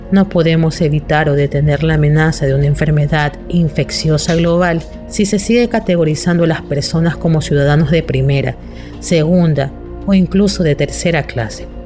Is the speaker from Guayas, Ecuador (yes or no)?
yes; Guayaquil, Guayas, Ecuador; soy de Guayaquil, Ecuador.